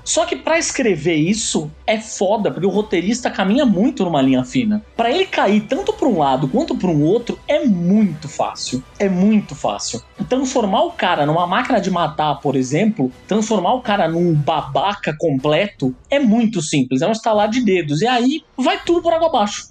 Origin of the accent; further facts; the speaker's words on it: Santos, São Paulo, Brazil; Quando eu comecei a fazer um curso de quadrinhos em Santos, na minha terra natal